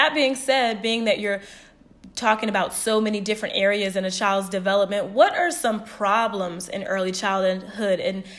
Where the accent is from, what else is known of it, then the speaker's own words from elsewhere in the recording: Norfolk, Virginia, United States; my hometown, Norfolk, Virginia